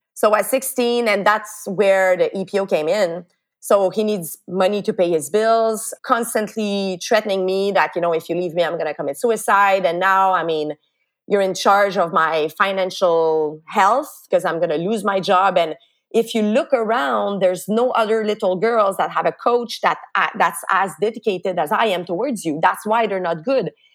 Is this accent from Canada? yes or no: yes; Montreal, Quebec, Canada; my little town where I grew up in Lachine on the island of Montreal.